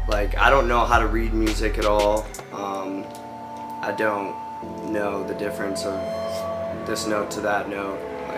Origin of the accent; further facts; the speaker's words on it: Cleveland, Ohio, United States; I'm from Cleveland, Ohio, and I'm back